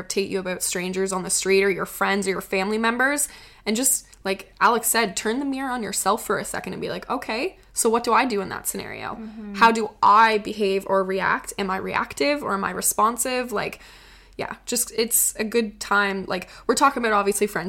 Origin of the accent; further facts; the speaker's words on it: Prince Edward Island, Canada; moved away; PEI, my hometown